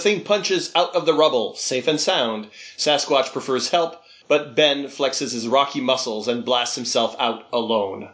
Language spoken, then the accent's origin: English; the Maritimes, Canada; there was never really a character from my region in there. Mm-hmm. Uh, the Maritimes have been uh, ignored